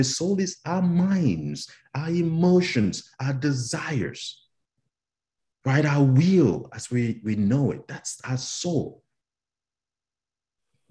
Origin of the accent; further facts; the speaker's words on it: Cameroon; moved away; I'm from Cameroon in West Africa